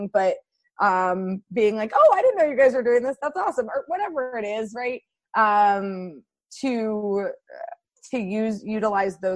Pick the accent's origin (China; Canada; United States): United States; Iowa City, Iowa; also born or lived in Durham, North Carolina; now in Washington, D.C., United States; I grew up in Iowa City